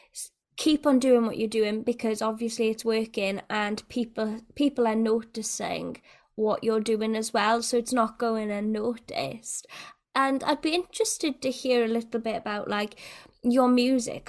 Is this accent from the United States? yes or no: no; Wales, United Kingdom; a Welsh person